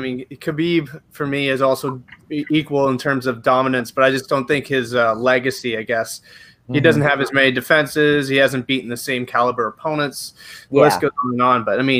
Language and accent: English; Canada; accent: Canadian; Obviously, I'm Canadian. If you can't tell from the accent, I'm Canadian.